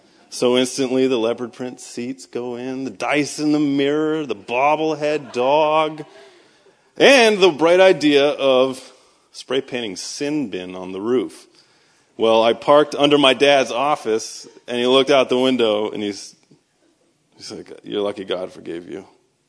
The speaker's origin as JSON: {"language": "English", "town": "Boston", "region": "Massachusetts", "country": "United States", "accent": "Boston", "said": "No, so I am from Boston, so I'm going to tell you guys right from the start that this entire thing is built on a foundation of lies. Because I normally talk like this, and it's taken me about 10 years to hide my accent"}